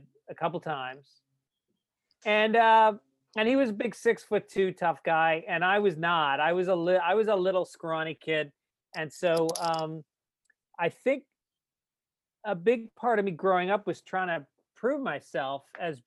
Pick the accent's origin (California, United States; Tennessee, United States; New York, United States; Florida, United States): New York, United States; Tarrytown; moved away; also born or lived in Bronx, New York; I was born in the Bronx to two Bronx parents. And I lived there until I was about seven. And then Dad made some money. And so we moved out to the suburbs. Out to Tarrytown, New York